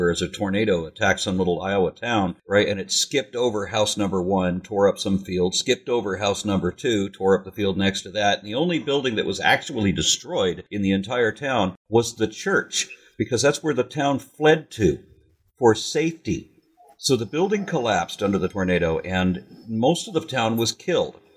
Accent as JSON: {"language": "English", "country": "Canada", "said": "I'm Canadian, so I always"}